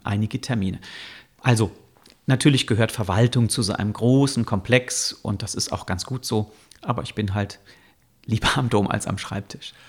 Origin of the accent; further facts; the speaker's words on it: Bonn, North Rhine-Westphalia, Germany; also born or lived in Cologne; Ich bin in Bonn geboren und auch in der Nähe aufgewachsen